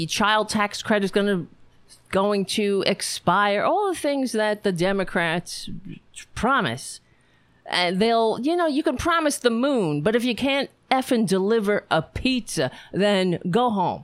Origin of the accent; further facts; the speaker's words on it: New York, United States; I'm from New York